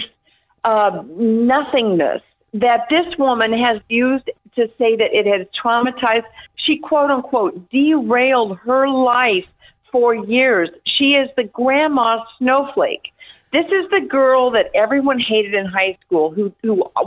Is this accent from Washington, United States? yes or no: no; Albuquerque, New Mexico, United States; now in Hudson; I grew up in Albuquerque in the barrio